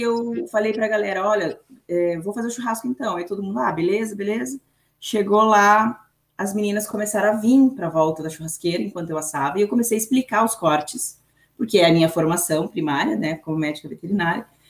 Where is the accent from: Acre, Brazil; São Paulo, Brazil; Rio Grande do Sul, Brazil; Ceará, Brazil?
Rio Grande do Sul, Brazil; Brazil–Uruguay border; eu sou brasileira, né? Eu nasci nasci no Brasil, mas é, eu nasci num lugar que a gente chama de linha, né? Que é a divisa entre o Brasil e o Uruguai